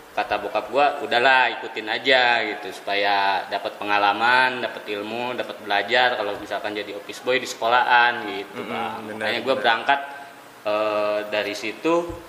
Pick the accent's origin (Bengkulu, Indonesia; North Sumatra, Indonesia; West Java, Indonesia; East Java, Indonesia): West Java, Indonesia; Garut; now in Jakarta, Indonesia; 2008 itu pertama datang ke Jakarta langsung e, merantau dari Garut itu kampung gue Garut bang